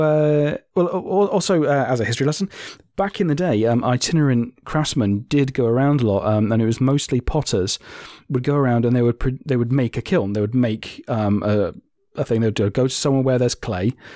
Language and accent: English; Germany; moved away; I grew up in Germany